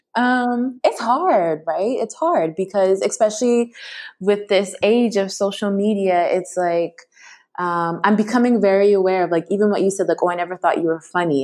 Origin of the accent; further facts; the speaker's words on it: Toronto, Ontario, Canada; now in Vancouver, Canada; I live here right now, but I'm originally was born and raised in Toronto, but my parents are from Kenya and Ghana